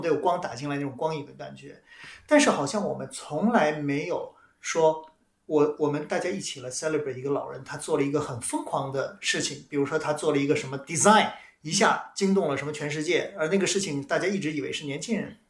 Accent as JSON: {"language": "Chinese", "country": "China", "said": "我们中国人"}